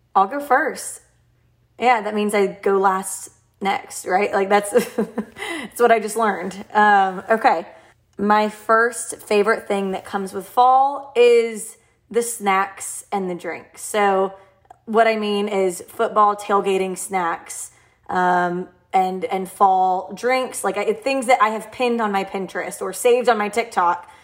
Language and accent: English; Nashville, Tennessee, United States; I'm from Nashville